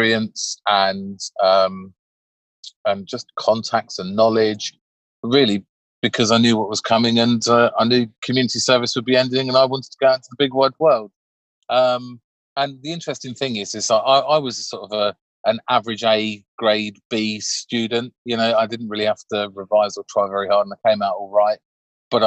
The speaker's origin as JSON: {"language": "English", "town": "Crawley", "region": "South East England", "country": "United Kingdom", "tie": "born or raised there", "said": "I grew up in Crawley in West Sussex"}